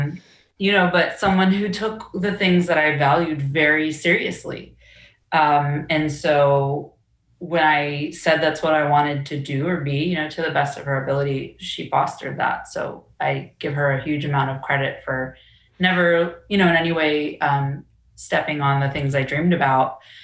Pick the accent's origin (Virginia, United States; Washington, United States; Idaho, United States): Virginia, United States; Orange County; growing up in Orange, I definitely felt um, different